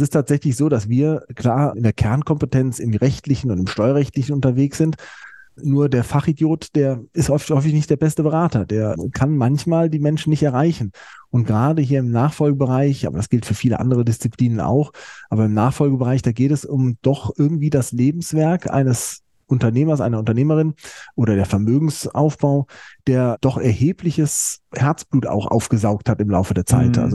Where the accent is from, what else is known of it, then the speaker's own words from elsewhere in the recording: Mainz, Rhineland-Palatinate, Germany; Ich bin in Mainz groß geworden an der äh, Universität, bin dann ein Jahr im Ausland gewesen in Frankreich.